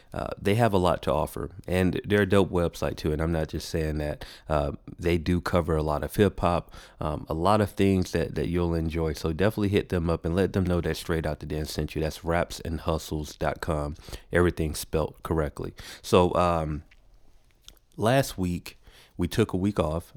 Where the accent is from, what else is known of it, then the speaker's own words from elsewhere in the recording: Macon, Georgia, United States; moved away as an adult; now in Atlanta, United States; I was born here in Atlanta, but I was raised in a city called Macon, uh, Georgia.